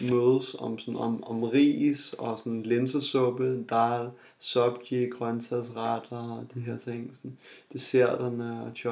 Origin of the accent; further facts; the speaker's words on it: Jutland, Denmark; jeg kommer fra Jylland